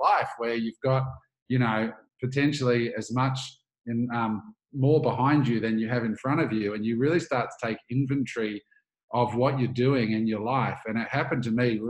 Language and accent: English; Australia; also born or lived in United States; I grew up in Australia